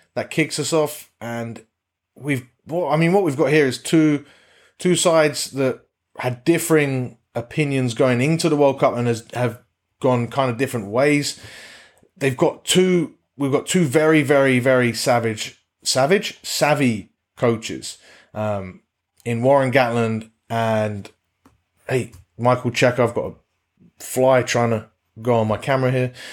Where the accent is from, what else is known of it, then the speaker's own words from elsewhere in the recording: England, United Kingdom; as an Englishman